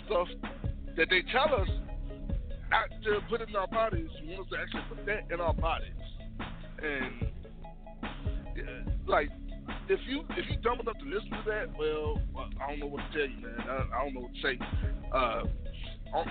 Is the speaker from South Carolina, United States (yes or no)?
no; Memphis, Tennessee, United States; I'm from Memphis.